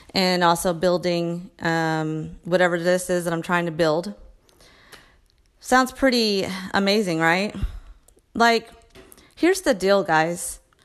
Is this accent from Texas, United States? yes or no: yes; Texas, United States; I'm a mom from Texas